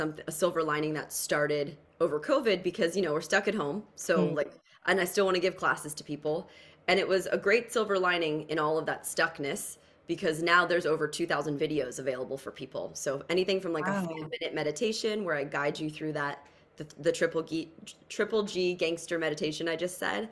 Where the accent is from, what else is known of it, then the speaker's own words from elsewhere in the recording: New Jersey, United States; I'm from Jersey